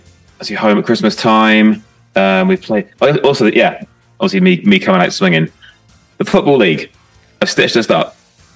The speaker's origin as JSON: {"language": "English", "town": "Plymouth", "region": "South West England", "country": "United Kingdom", "tie": "born or raised there", "said": "I grew up in Plymouth"}